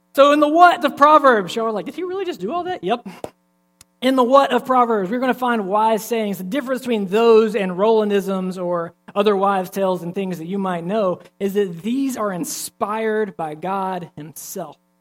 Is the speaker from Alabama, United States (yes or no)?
yes; Alabama, United States; I'm from Alabama